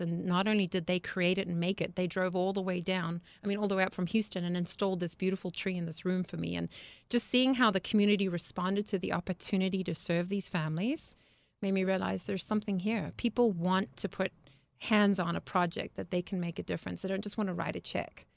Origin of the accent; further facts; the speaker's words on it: Harare, Zimbabwe; moved away; I grew up in Zimbabwe, Africa